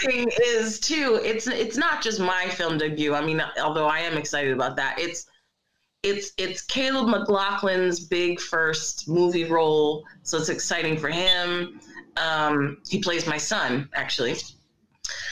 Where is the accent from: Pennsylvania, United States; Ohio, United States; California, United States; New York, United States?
Pennsylvania, United States; Philadelphia; also born or lived in Brooklyn; I have lived in Philly my entire life